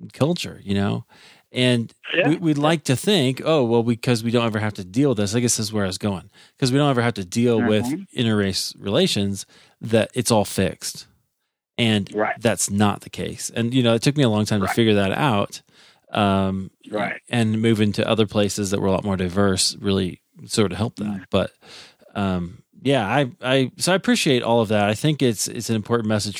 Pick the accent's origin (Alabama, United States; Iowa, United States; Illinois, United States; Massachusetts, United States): Iowa, United States; I grew up in Iowa